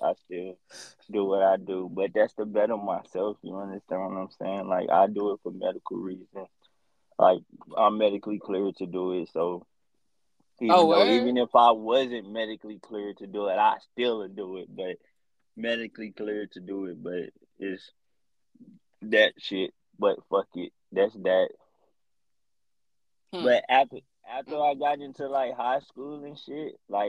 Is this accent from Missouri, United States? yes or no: yes; St. Louis, Missouri, United States; moved away as an adult; also born or lived in Texas; I'm from St. Louis, Missouri, by the way. Like, I'm born and raised there. I left there when I was 18, straight to college